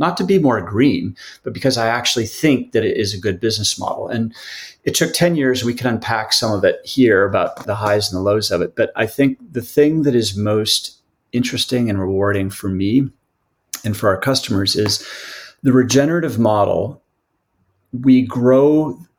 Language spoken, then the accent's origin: English; Midwest, United States; I grew up in the Midwest